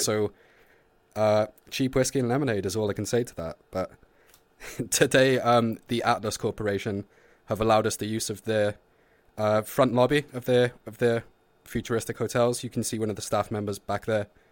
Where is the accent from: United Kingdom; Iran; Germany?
United Kingdom; Wales; I'm Welsh.